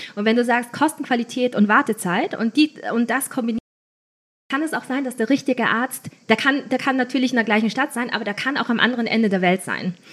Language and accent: German; Linz, Upper Austria, Austria; moved away as an adult; also born or lived in Vienna; Ich bin eigentlich Österreicherin aus Linz